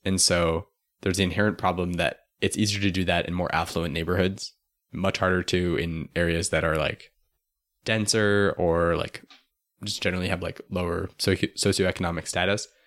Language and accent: English; Tucson, Arizona, United States; I'm from Tucson